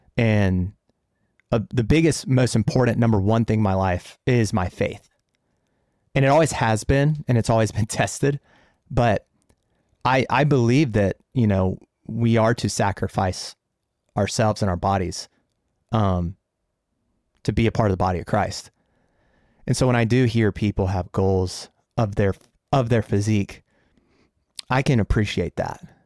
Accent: Jacksonville, United States; my hometown is Jacksonville

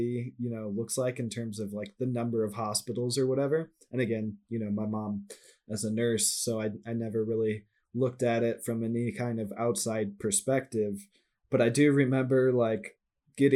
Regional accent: St. Louis, Missouri, United States; we're all from St. Louis

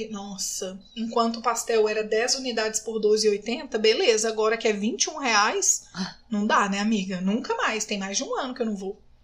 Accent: Minas Gerais, Brazil; eu sou mineira

